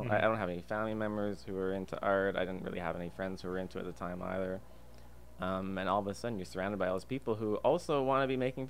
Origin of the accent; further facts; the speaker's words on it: Calgary, Alberta, Canada; moved away as an adult; also born or lived in Singapore / Indonesia / Malaysia; now in Vancouver, Canada; I was born in Singapore, and in my youth I lived in Indonesia and Malaysia on Borneo for a couple of years. But primarily I'm actually from Alberta. I spent about 27 years living in Calgary